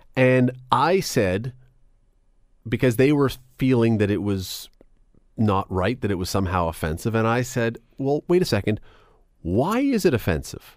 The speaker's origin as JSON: {"language": "English", "country": "Canada", "said": "as a Canadian"}